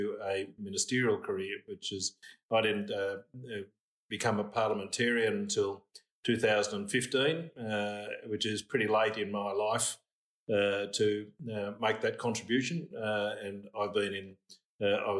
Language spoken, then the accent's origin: English; Moss Vale, New South Wales, Australia; I grew up in Mossvale, went to Chevalier College at Barrel to school